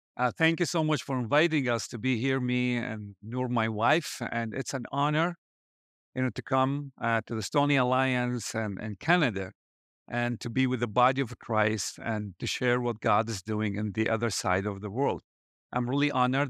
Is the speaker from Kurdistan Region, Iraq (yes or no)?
no; Baghdad, Baghdad Governorate, Iraq; moved away as an adult; now in Erbil, Iraq; I was born in Iraq and raised in Baghdad